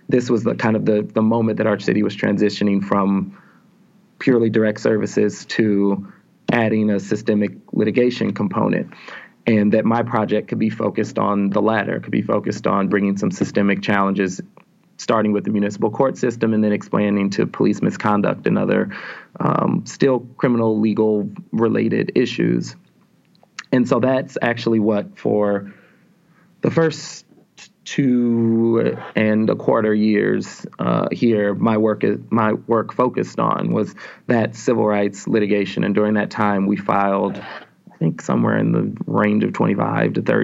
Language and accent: English; St. Louis, Missouri, United States; moved away as an adult; So I'm from St. Louis initially. I grew up in St. Louis County, graduated from public high school in St. Louis County, North St. Louis County